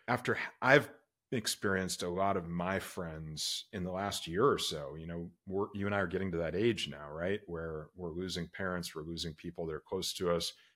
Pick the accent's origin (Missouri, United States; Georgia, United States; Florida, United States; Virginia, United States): Florida, United States; Orlando; moved away; my hometown. I grew up in Orlando, Florida